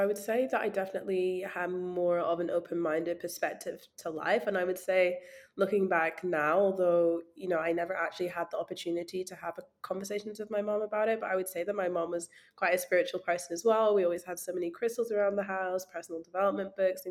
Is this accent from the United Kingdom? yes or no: yes; Scotland, United Kingdom; being like a Black girl growing up in Scotland in a very small town